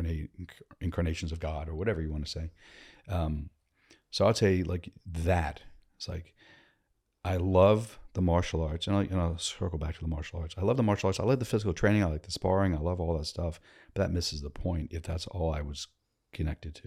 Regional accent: Northern Virginia, United States; Born and raised in Virginia, Northern Virginia, D C

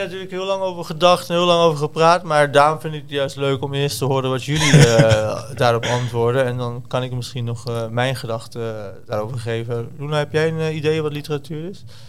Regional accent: Deventer, Overijssel, Netherlands; also born or lived in Zwolle; Ik kom dus uit Deventer

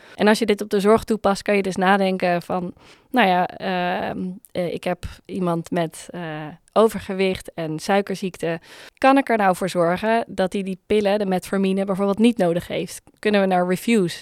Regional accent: Netherlands; als Nederlanders

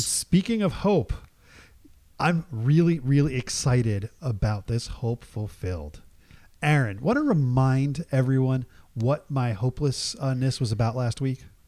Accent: Jersey Shore, New Jersey, United States; growing up in the Jersey Shore

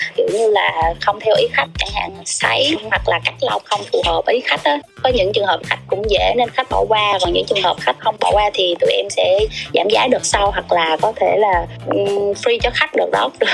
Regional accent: Binh Dinh, Vietnam; quê của em là ở bình định

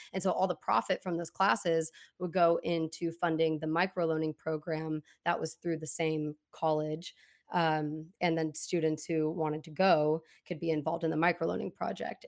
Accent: Portland, Oregon, United States; also born or lived in Corvallis; growing up in Portland, um, like I said, I moved around a lot, went to a ton of different schools

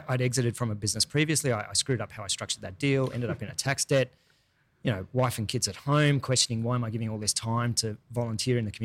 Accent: Sydney, New South Wales, Australia; also born or lived in Taree, Australia / New York, United States / Los Angeles, United States; spent most of my life actually growing up in Sydney

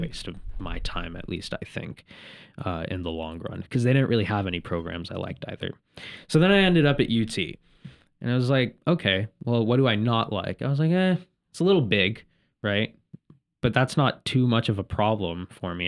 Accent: Indianapolis, Indiana, United States; I'm from the Midwest originally. I was born in Indianapolis

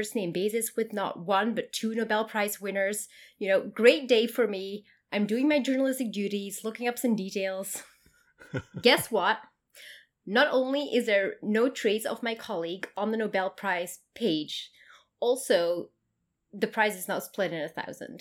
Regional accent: Queensland, Australia; I'm from Queensland

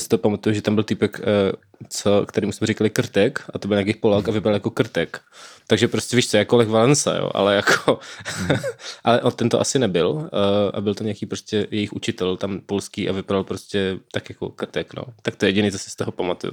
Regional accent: Brno, South Moravian Region, Czechia; já jsem v Brně

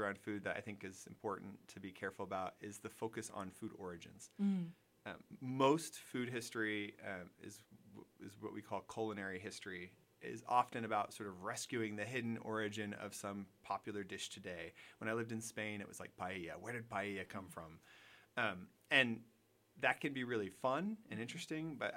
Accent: United States; also born or lived in London; being an American in Europe

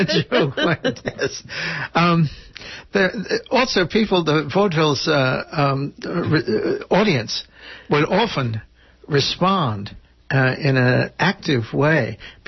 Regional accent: Port Chester, New York, United States; moved away; Portchester, my hometown, not where I was born, but it is my hometown

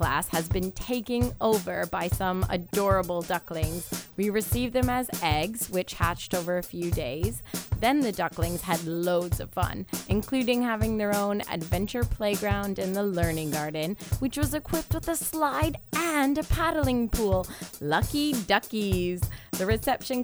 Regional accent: Canada; moved away; growing up in Canada

